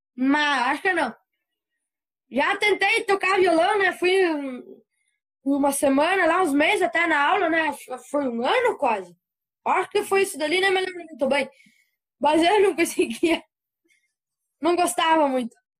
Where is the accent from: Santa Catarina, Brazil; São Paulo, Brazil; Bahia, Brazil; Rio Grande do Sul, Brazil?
Rio Grande do Sul, Brazil; Antônio Prado; accent: colono do sul; Sou de Antônio Prado, aqui perto de Caxias.